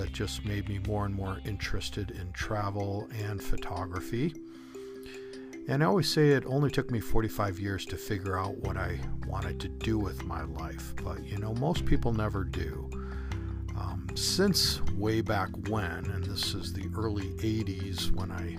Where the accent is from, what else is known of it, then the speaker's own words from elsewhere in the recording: Chicago, Illinois, United States; moved away; also born or lived in Southern California; Chicago, my hometown